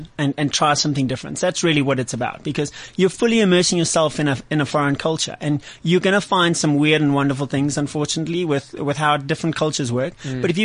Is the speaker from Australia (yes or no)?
no; Zimbabwe; accent: Zimbabwean / South African; also born or lived in South Africa / United States / Canada; I was born in Zimbabwe, but I lived in the States for 6 months and in Canada for a year. But everyone says, where is that accent from? And it's born and bred Zimbabwean / South African, really.